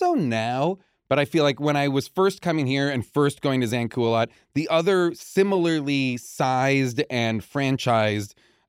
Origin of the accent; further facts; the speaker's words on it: New England, United States; Growing up in New England, you know, summers were like, let's go out on this boat, or we stole a boat.